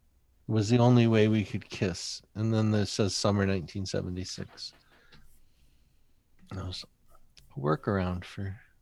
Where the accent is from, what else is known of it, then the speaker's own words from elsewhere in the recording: Drayton Plains, Michigan, United States; I mean, when I grew up in Drayton Plains, Michigan, there were two insane asylums in Michigan